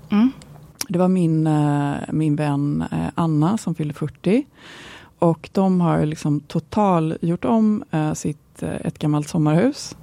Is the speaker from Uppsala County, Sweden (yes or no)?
no; Gothenburg, Västra Götaland, Sweden; är jag ju en god tjej, så jag kommer från Göteborg.